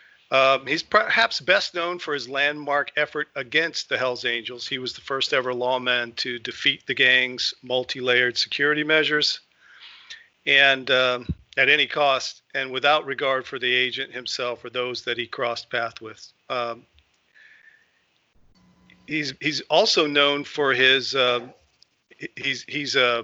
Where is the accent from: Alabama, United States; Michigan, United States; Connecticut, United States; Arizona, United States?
Arizona, United States; Tucson; We grew up in Tucson, Arizona, and we were actually on the same youth football team when we were, I guess, 14